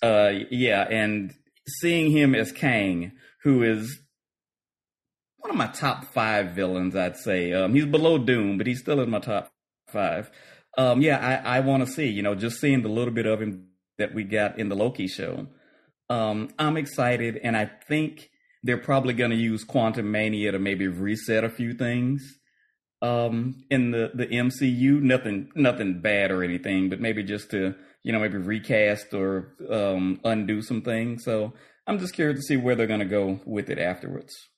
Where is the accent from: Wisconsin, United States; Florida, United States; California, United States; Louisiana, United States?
Louisiana, United States; Lake Charles; moved away; my hometown, Lake Charles